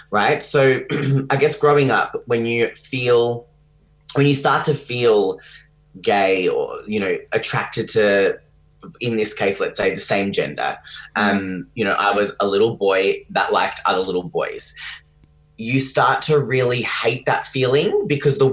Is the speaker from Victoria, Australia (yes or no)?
yes; Geelong, Victoria, Australia; also born or lived in London; I grew up in Geelong, which is where I'm talking to you from today.